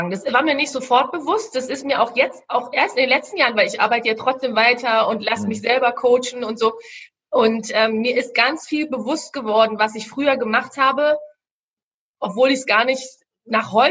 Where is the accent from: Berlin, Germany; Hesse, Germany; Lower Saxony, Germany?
Berlin, Germany; ich sag's, ich komme ja aus Berlin, ja, ich sag's mal so, wie ich es hier sage, ich war eigentlich immer ein ziemlicher Schisser.